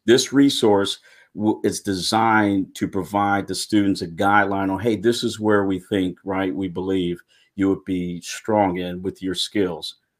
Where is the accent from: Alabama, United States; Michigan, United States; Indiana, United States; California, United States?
Michigan, United States; Pontiac; moved away; I was born and raised in Pontiac, Michigan.